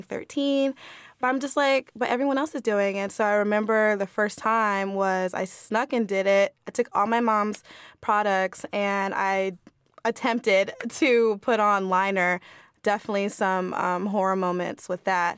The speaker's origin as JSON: {"language": "English", "region": "Southern California", "country": "United States", "said": "I'm from SoCal, so I went to um, a middle school that was predominantly white"}